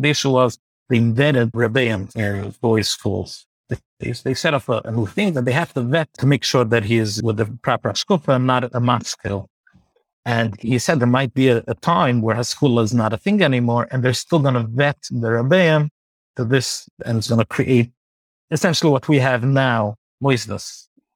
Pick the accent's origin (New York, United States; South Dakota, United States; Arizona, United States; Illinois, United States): New York, United States; New York City; I grew up in Borough Park